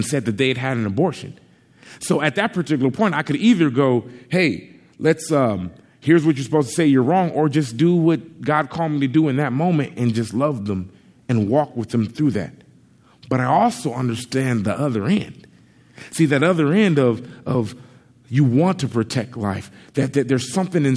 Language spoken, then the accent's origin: English; Compton, California, United States; I grew up in Compton, California for the first 11 years of my life